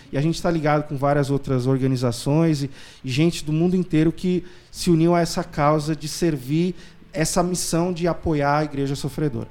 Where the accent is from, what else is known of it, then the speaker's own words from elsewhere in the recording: São Paulo, Brazil; eu sou paulistano, casado com uma recifense, a Débora.